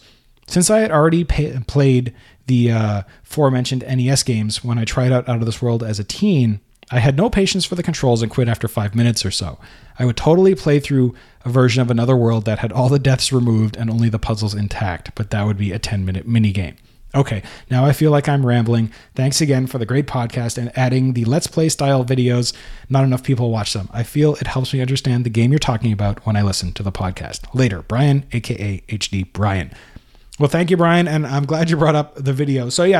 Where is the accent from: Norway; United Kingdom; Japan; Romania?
Norway; English is a second language; when people like myself are trying to express themselves in English. I'm from Norway.